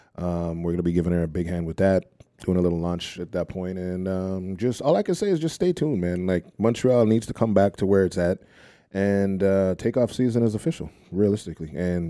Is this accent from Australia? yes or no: no; Nigeria; I'm Nigerian. We're resourceful.